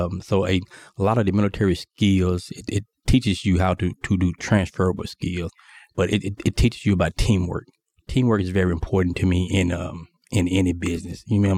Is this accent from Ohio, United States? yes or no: no; Mississippi, United States; So growing up from Mississippi, I was raised on a farm.